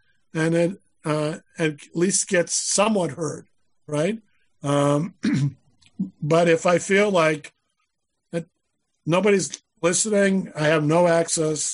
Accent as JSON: {"language": "English", "town": "Boston", "region": "Massachusetts", "country": "United States", "tie": "born or raised there", "said": "I grew up in Boston"}